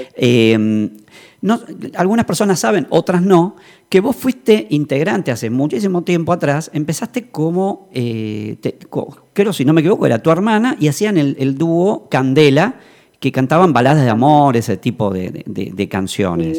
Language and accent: Spanish; Buenos Aires, Argentina; now in Tucumán, Argentina; yo soy de Buenos Aires y ahora estoy viviendo acá en esta provincia también